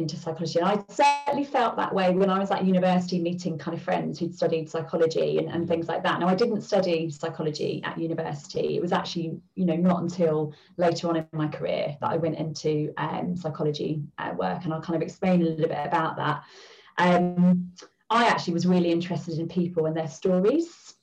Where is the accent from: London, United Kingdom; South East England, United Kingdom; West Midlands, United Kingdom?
London, United Kingdom; I grew up in the East End of London.